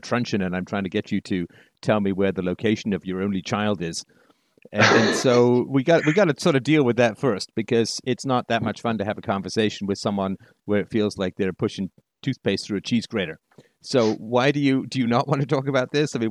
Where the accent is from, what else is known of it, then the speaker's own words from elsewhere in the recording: United Kingdom; was raised in the UK